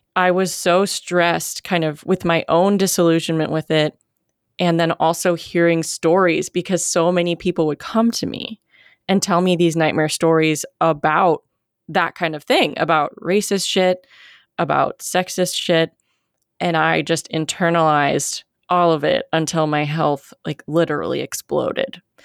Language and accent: English; United States; I'm very American